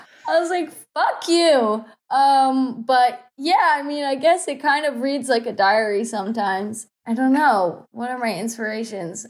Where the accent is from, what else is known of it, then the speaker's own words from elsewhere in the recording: Bible Belt, Southeast United States, United States; I'm from, like, the s, the southeast of United States. Like, I'm from the Bible Belt.